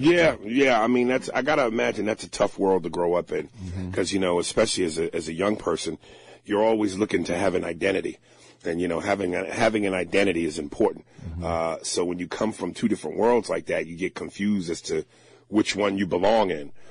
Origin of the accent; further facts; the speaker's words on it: New Jersey, United States; I loved growing up in Jersey